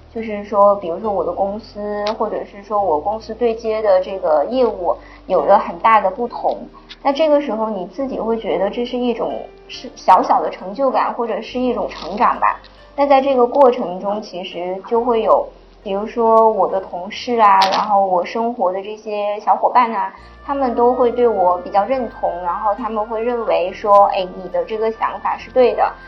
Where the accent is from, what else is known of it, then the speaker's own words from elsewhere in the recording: Northeast China, China; moved away as an adult; now in Sri Lanka; 因为我自己是北方人，其实我还是比较喜欢凉快的